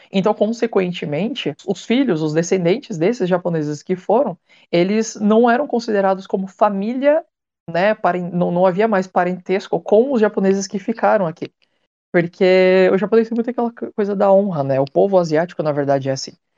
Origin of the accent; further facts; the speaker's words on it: Brazil; moved away as an adult; now in Japan; já ter cara de ser um descendente japonês, mas sei lá, às vezes meio brasileiro